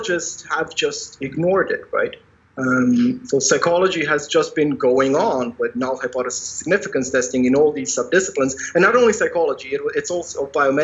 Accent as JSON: {"language": "English", "country": "Croatia", "also_born_or_lived": "Netherlands", "moved": "as an adult", "said": "I come from Croatia, so from how they nowadays call it, the Western Balkans."}